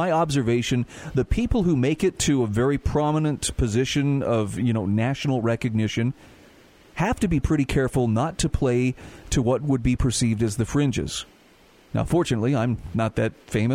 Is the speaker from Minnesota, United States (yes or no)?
no; Utah, United States; my home state of Utah